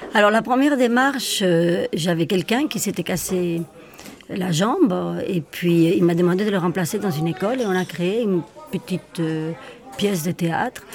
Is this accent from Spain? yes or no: yes; Madrid, Community of Madrid, Spain; now in Switzerland; mes origines, je suis madrilène. Donc, je viens de l'Espagne